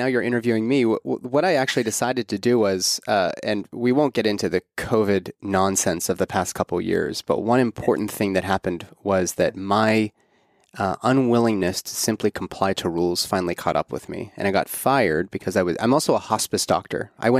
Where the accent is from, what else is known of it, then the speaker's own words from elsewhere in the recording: Pittsburgh, Pennsylvania, United States; I'm from Pittsburgh. And so we grew up with all.